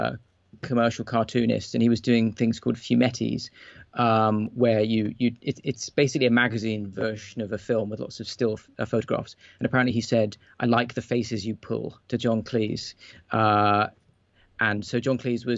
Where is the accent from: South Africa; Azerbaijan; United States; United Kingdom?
United Kingdom; as a British person